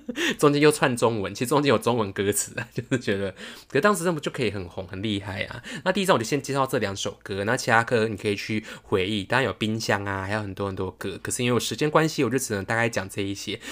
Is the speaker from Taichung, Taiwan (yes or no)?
yes; Taichung, Taiwan; accent: Taichung accent; 我现在有点台中腔